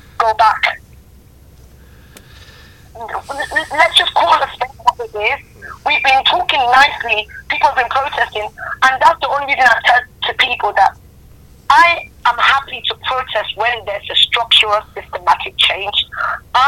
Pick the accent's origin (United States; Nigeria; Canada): Nigeria; now in United Kingdom; I'm Nigerian born.